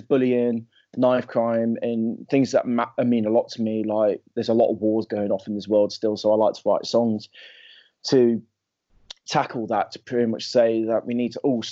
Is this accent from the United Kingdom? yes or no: yes; Leicester, East Midlands, United Kingdom; my hometown called Leicester